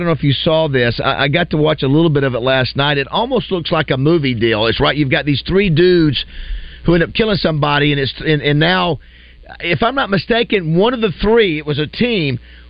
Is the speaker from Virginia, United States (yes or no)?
no; Florida, United States; moved away; I'm from the Sunshine State originally.